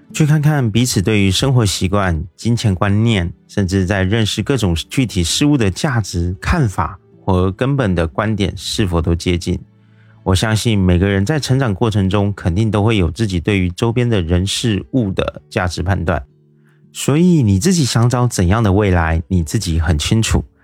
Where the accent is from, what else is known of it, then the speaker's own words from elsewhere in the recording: Taiwan; 我是一位来自台湾的一位小哥哥